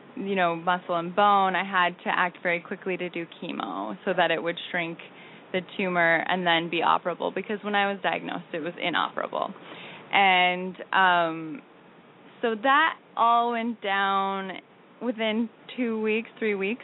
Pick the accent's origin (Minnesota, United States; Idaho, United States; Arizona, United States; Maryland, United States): Minnesota, United States; moved away as an adult; now in New York, United States; I'm from Minnesota